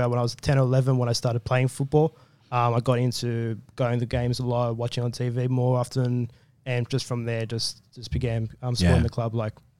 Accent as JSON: {"language": "English", "town": "Sydney", "region": "New South Wales", "country": "Australia", "tie": "born or raised there", "said": "I was born and raised in Western Sydney."}